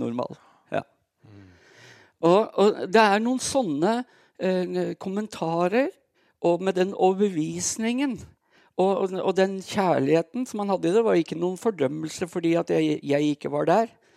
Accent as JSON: {"language": "Norwegian", "town": "Brumunddal", "region": "Innlandet", "country": "Norway", "tie": "born or raised there", "moved": "yes", "said": "Jeg, eh, jeg er født og oppvokst i Brumdalen"}